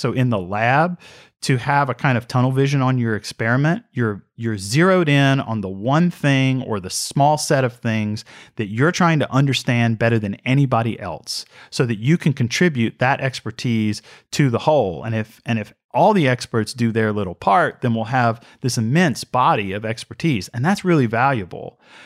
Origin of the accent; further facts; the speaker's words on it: Mississippi, United States; I am from Mississippi